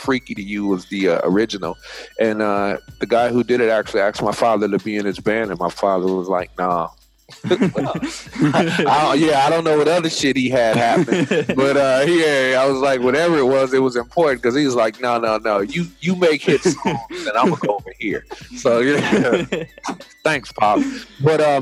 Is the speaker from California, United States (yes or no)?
yes; Los Angeles, California, United States; I grew up in South Central